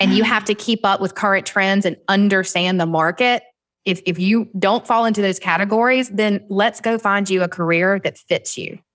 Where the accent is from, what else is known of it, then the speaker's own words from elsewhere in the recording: Southern, United States; accent: Southern; my Southern accent